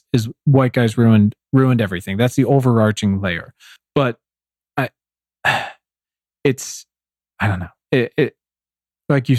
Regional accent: Williamsburg, Virginia, United States; moved away; I'm from Virginia originally, and still spend part of the year back there, and literally from Colonial Williamsburg

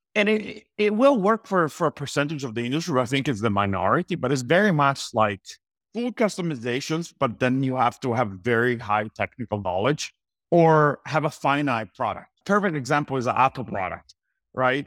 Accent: Italy; moved away as an adult; also born or lived in Los Angeles, United States; I was born and raised in Italy.

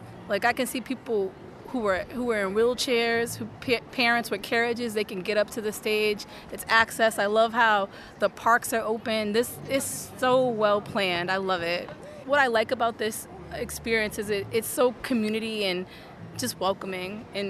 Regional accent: Boston, Massachusetts, United States; We're from Boston, Massachusetts.

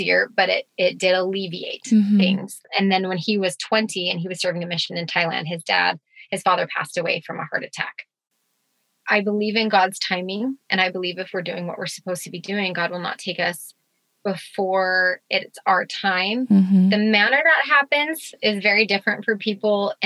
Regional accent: Spokane, Washington, United States; moved away; also born or lived in Utah; I'm from Spokane, Washington

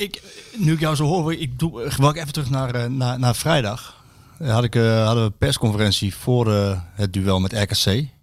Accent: Deventer, Overijssel, Netherlands; ik kom dan uit Deventer

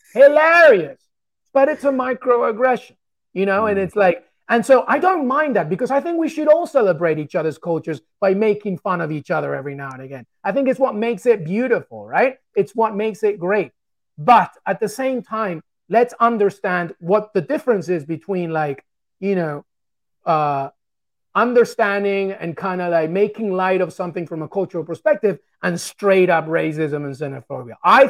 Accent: England, United Kingdom; which I suffered my entire life growing up in England. I love England so much. It's a part of me. It's who I am.

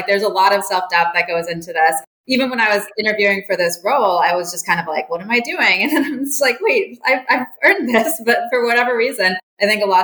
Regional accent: Jeddah, Makkah Province, Saudi Arabia; also born or lived in Cape Town, South Africa; now in New York, United States; I grew up in Jeddah, Saudi Arabia

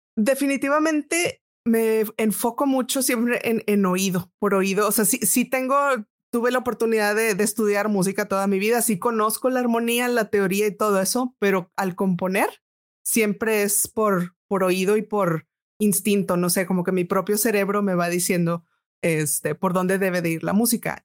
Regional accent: Monterrey, Nuevo León, Mexico; also born or lived in Boston, United States; nací en Monterrey y aquí tomé clases particulares de música

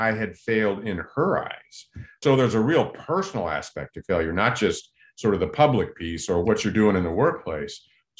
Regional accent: Southern California, United States; growing up in Southern California

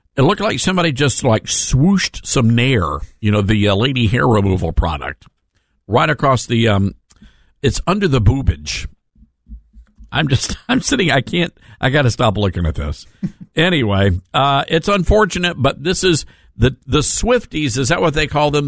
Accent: the South, United States; as a Southerner

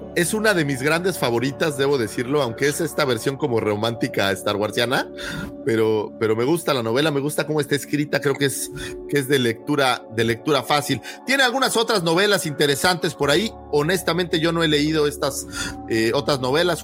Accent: Mexico; como mexicanos

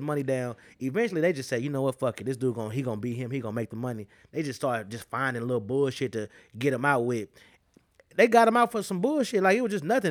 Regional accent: United States; I'm a fucking American

